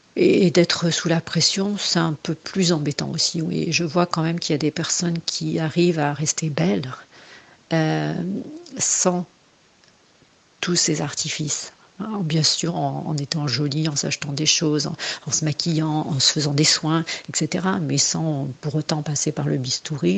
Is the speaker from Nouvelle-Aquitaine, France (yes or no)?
yes; Angoulême, Nouvelle-Aquitaine, France; moved away as an adult; also born or lived in Bordeaux; j'ai commencé à partir à Bordeaux, puisque j'étais d'Angoulême.